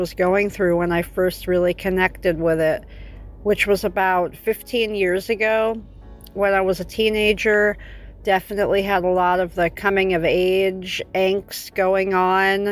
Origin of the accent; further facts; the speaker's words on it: Los Angeles, California, United States; I'm from Los Angeles